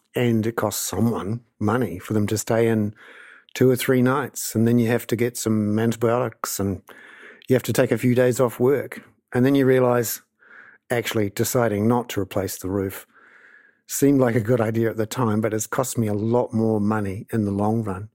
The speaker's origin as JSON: {"language": "English", "region": "Wellington", "country": "New Zealand", "said": "I'm from Wellington"}